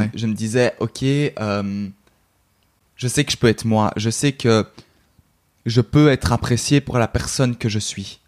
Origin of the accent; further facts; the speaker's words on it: Brussels, Belgium; je suis belge, donc euh, en Belgique